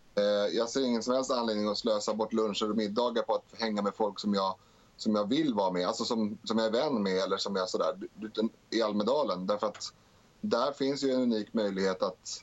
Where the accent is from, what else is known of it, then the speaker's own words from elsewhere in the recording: Stockholm, Stockholm County, Sweden; jag är född i Rinkeby